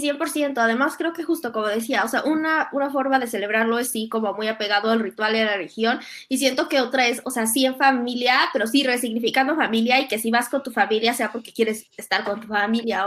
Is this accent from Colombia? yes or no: no; Mexico; como fuimos criados católicos en México